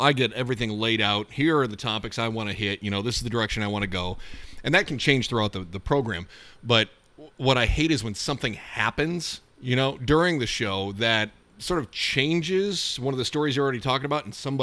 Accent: Scottville, Michigan, United States; West Shore Community College in my hometown of Scottville

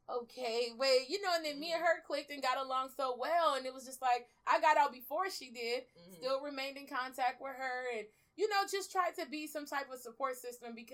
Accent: Belize; like I told you earlier, I'm originally from Belize. So at the, I just got my citizenship last year

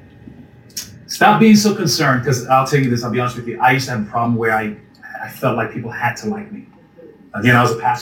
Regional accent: U.S. Virgin Islands; moved away; I grew up in St. Thomas, Virgin Islands

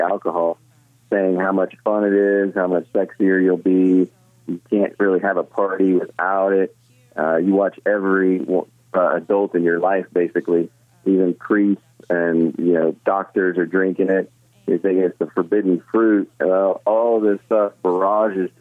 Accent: Midwest, United States; I grew up in the Midwest

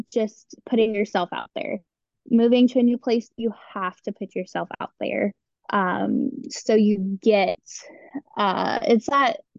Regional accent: Cleveland, Ohio, United States; And so that's how I ended up here and I'm from Cleveland and you know the whole rundown.

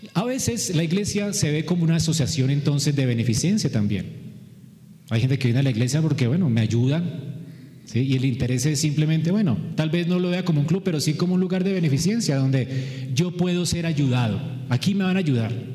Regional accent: Colombia; todos somos aquí colombianos

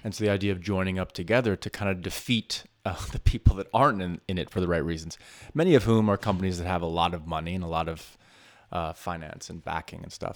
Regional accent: New York City, New York, United States; as a New Yorker

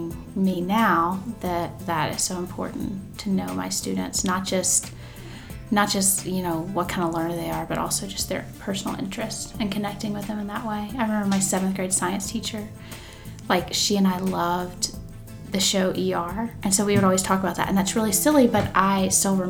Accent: Brookhaven, Mississippi, United States; I am from Brookhaven, Mississippi

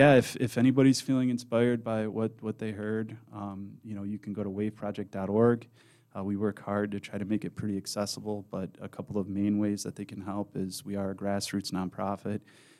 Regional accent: Madison Heights, United States; And So I grew up in Madison Heights. I went to the Lanphier District.

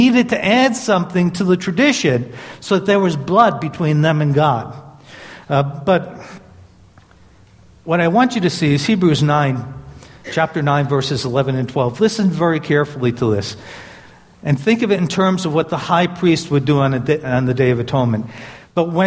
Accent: New York City, New York, United States; moved away; I grew up in Brooklyn, New York.

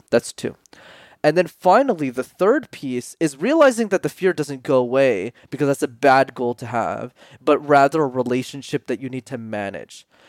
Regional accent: Montreal, Quebec, Canada; I grew up in Montreal, which is a city in Canada where you need to know how to speak French

